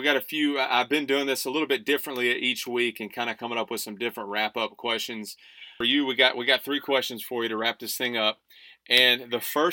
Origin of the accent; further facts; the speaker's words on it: Huntsville, Texas, United States; I grew up born and raised in Huntsville